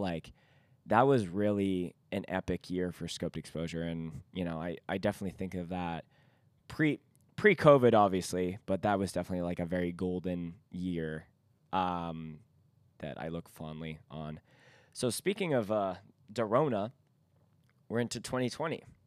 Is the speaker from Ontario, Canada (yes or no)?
no; Vancouver, British Columbia, Canada; we are from Vancouver